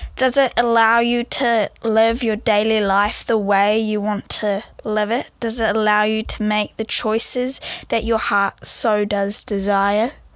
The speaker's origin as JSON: {"language": "English", "country": "New Zealand", "said": "I am 16 years old and I come from New Zealand"}